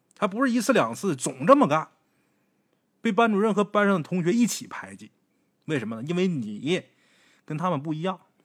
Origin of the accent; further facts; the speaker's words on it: Northeast China, China; 我们东北这边都不凉快